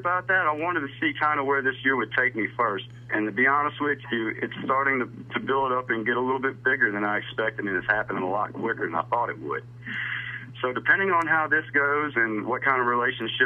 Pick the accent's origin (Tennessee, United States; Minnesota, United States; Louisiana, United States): Louisiana, United States; now in Mississippi, United States; I was born in Louisiana